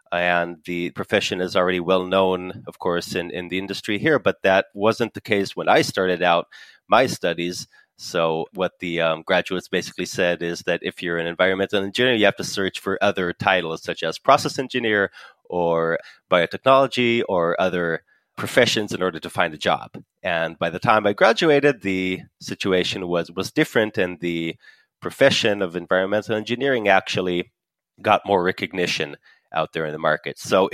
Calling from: Northern District, Israel; So I am speaking from Israel in my home office. I live in a small village on a mountain in the Western Galilee.

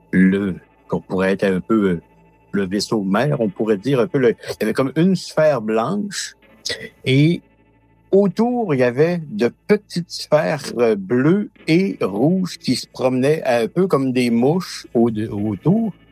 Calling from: Matane, Quebec, Canada; Je suis près de Matane au Québec, au Canada.

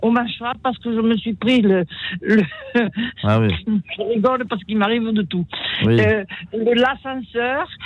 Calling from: Toulouse, Occitania, France; Bonsoir, je suis … de Toulouse.

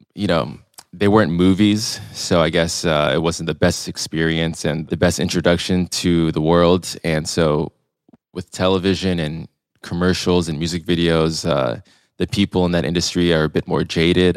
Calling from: Long Beach, California, United States; I'm calling in from Long Beach, California today. I've been living here for quite a while. I went to school here, college, uni, as the Euros call it.

